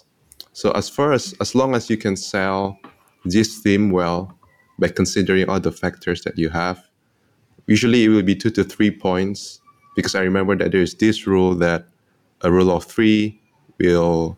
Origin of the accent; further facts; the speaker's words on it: Indonesia; now in Singapore; I am from Indonesia, but currently based in Singapore